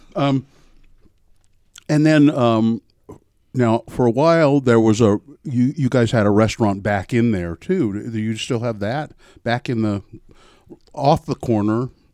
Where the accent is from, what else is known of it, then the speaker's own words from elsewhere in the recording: Ogden, Utah, United States; now in Salt Lake City, United States; growing up in Ogden.